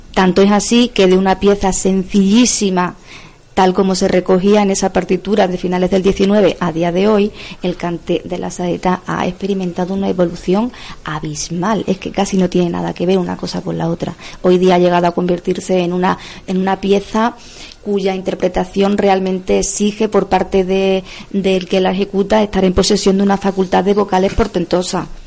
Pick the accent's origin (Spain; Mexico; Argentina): Spain; Cáceres, Extremadura; born or raised there; moved away as an adult; now in Cartagena, Spain